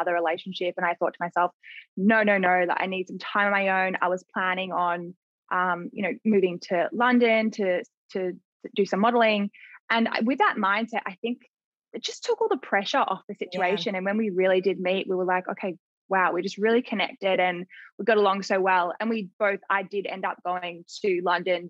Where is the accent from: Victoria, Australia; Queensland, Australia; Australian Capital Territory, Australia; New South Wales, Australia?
Victoria, Australia; Mornington Peninsula; We're both from the Mornington Peninsula, but kind of just like separate parts